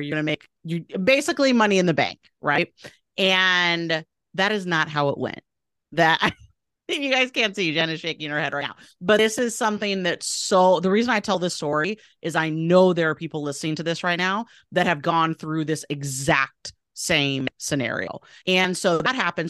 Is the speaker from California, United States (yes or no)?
no; Portland, Oregon, United States; moved away as an adult; also born or lived in East Coast; now in Boise, United States; my hometown of Portland, Oregon